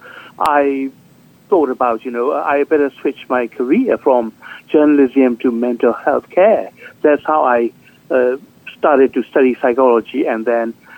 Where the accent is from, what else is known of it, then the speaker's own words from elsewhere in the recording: Myanmar; moved away as an adult; also born or lived in Thailand; now in New York, United States; I was born and raised in Burma.